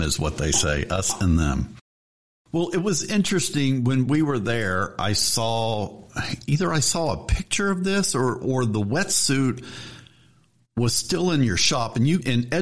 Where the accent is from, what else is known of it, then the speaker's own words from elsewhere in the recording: Texas, United States; being a Texan